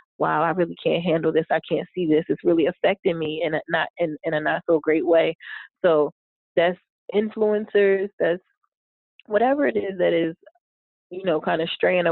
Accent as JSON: {"language": "English", "town": "Philadelphia", "region": "Pennsylvania", "country": "United States", "tie": "born or raised there", "moved": "yes", "said": "in Philly. It was, you know, back in my hometown"}